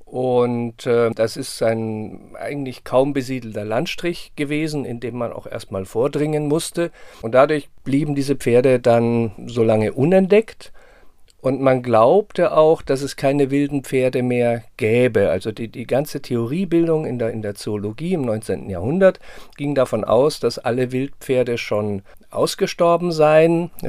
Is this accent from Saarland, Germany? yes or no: no; Munich, Bavaria, Germany; Ja, ich bin in München aufgewachsen und natürlich war es der Besuch im, im äh, Tierpark Kellerbrunn war, gehörte so zu den Höhepunkten der Kindheit und Jugend.